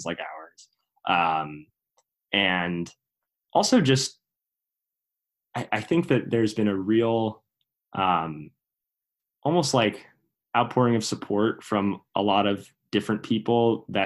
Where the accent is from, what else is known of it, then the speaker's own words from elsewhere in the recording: Princeton, New Jersey, United States; This is my hometown